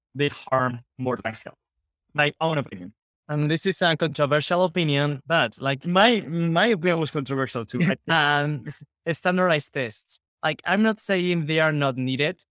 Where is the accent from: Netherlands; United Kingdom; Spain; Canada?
Spain; English is a second language; we are from Spain